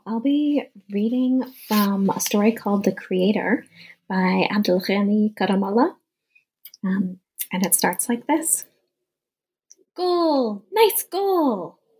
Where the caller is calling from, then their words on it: Tucson, Arizona, United States; I'm calling in from Tucson, Arizona, where the weather has been incredibly hot all summer long.